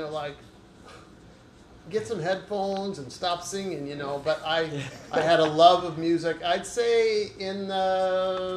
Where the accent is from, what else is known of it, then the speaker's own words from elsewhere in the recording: Placentia, California, United States; now in Mission Viejo, United States; I grew up in Placentia. And then right now I live in Mission Viejo.